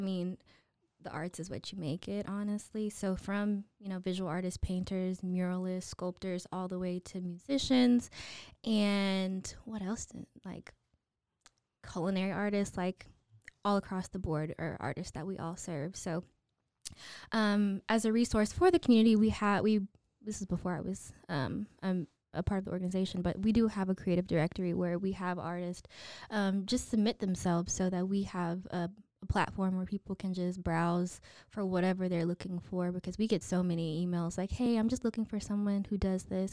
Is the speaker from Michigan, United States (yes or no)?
no; Waco, Texas, United States; also born or lived in Chicago / Baton Rouge; we moved here when I was five and did all my schooling in Waco I S D